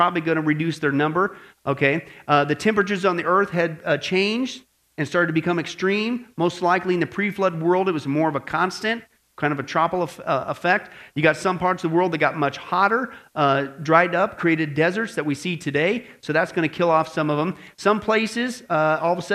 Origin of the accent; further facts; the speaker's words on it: Kansas, Nebraska, Midwest, United States; I grew up in Kansas, Nebraska